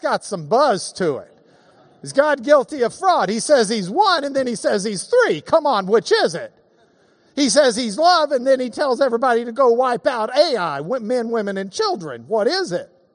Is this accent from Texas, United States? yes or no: yes; Lubbock, Texas, United States; I grew up in Lubbock